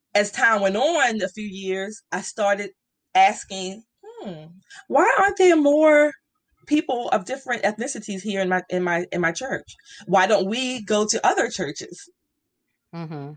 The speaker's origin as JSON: {"language": "English", "town": "Baltimore", "region": "Maryland", "country": "United States", "tie": "born or raised there", "said": "I grew up in Baltimore"}